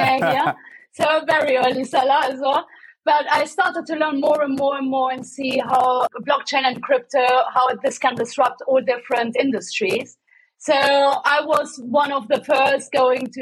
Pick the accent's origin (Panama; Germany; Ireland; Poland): Germany; accent: German; now in London, United Kingdom; I have as well a German accent, I have to say. I was born and raised in Germany.